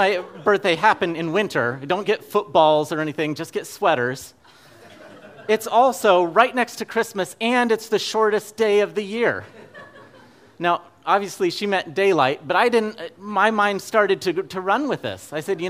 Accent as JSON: {"language": "English", "town": "Fairbanks", "region": "Alaska", "country": "United States", "tie": "born or raised there", "said": "Now, I grew up in Fairbanks, Alaska, so by December 21st, it had already been winter for several months."}